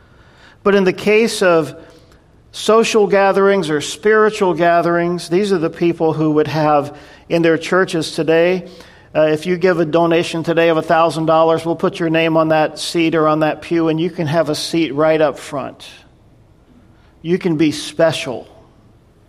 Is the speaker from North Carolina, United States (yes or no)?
yes; North Carolina, United States; I grew up in North Carolina, and I grew up in the Southern Baptist church